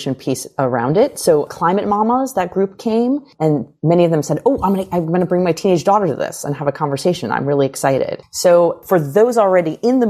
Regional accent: United States

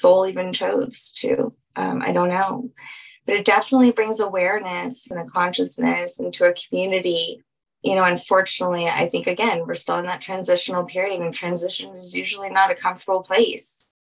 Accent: New Orleans, Louisiana, United States; being from New Orleans

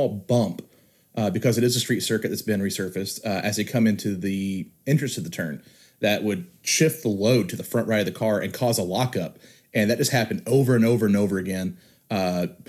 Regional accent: United States; as an American

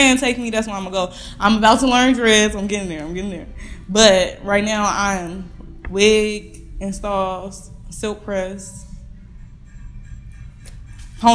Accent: Kankakee, Illinois, United States; moved away as an adult; also born or lived in Warner Robins, Georgia; my hometown, Kankakee, Illinois.

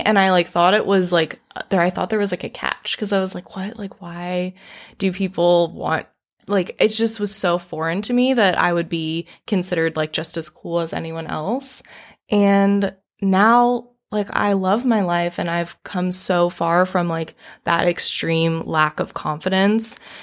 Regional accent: Raleigh, North Carolina, United States; moved away; I am born and raised in Raleigh, North Carolina.

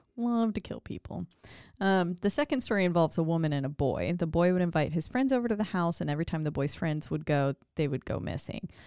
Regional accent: Glendale Springs, North Carolina, United States; now in Waco, United States; in my hometown of Glendale Springs, North Carolina, like where I was born

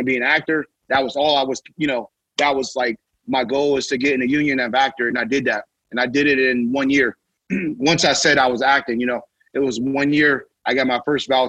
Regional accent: Youngstown, Ohio, United States; where I'm from Youngstown, Ohio, small

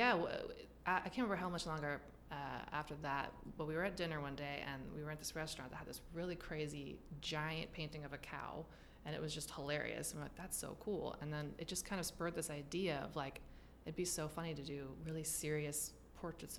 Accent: Humboldt County, California, United States; I was born in Humboldt County, California

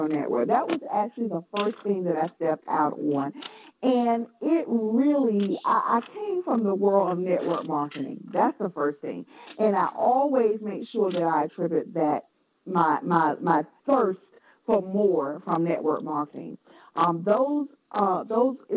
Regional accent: North Carolina, United States; accent: Southern; now in Washington, D.C. metropolitan area, United States; I was ashamed of my Southern accent. I'm from North Carolina.

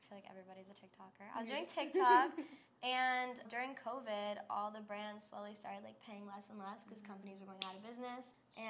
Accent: New York, United States; also born or lived in Los Angeles; now in Las Vegas, United States; So originally I'm from New York. My parents are from Slovakia, so I kind of went back and forth quite a bit. And then I lived in Los Angeles for 5 years, and I just moved out to Vegas back in August

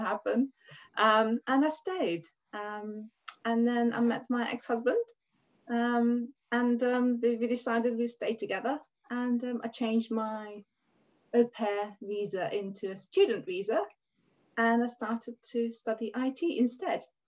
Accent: Hungary; English is a second language; moved away as an adult; now in England; I'm Hungarian, um, and I came over to England in 1996 when I was 19 years old.

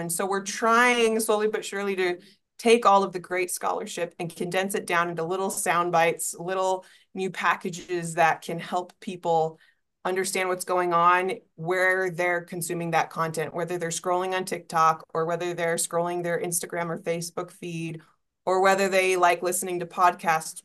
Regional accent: East Coast, United States; moved away; also born or lived in Utah; I grew up on the East Coast

